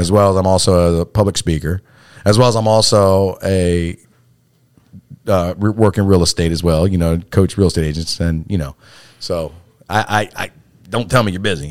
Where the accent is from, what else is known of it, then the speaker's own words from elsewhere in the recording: Salisbury, Maryland, United States; born and raised in Salisbury all my life.